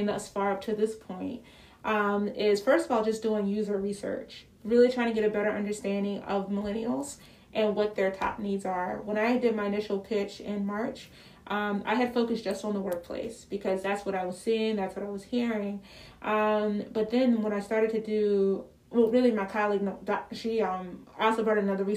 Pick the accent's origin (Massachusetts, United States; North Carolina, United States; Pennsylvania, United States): Pennsylvania, United States; Philadelphia; I'm from Philly.